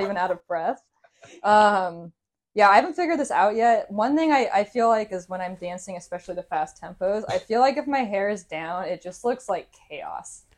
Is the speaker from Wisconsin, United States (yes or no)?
no; Seattle, Washington, United States; I was born and raised in Seattle, native Seattleite